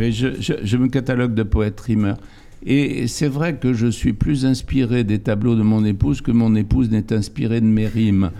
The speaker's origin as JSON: {"language": "French", "area": "area facing Ouessant", "region": "Brittany", "country": "France", "said": "un lieu dit en face de Ouessant, qui est mon pays d'origine"}